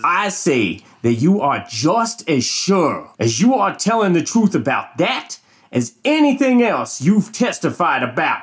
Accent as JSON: {"language": "English", "region": "Mississippi", "country": "United States", "tie": "born or raised there", "said": "you were born and raised in Mississippi, just like me"}